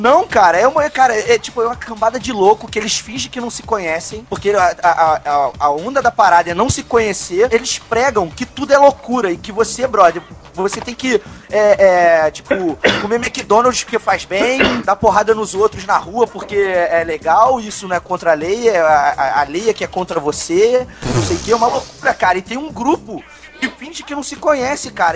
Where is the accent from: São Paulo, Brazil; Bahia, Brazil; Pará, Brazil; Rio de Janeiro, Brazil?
Rio de Janeiro, Brazil; Petrópolis; eu nasci em Petrópolis. Petrópolis. Eu sou de Petrópolis